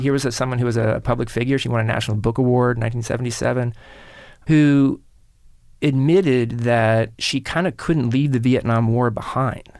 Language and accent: English; Kansas City, Missouri, United States; in Kansas City, where I grew up